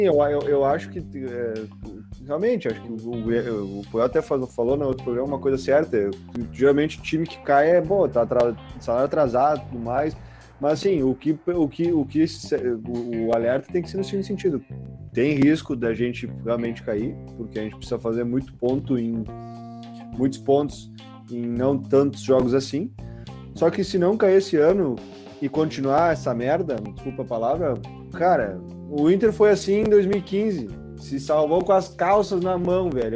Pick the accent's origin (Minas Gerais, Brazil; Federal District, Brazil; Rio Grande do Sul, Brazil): Rio Grande do Sul, Brazil; Caxias do Sul; moved away; eu sou lá de Caxias